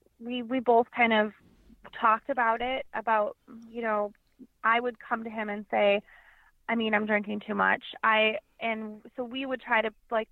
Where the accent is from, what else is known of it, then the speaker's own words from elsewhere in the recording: Wisconsin, United States; I'm from Wisconsin. I live here with my husband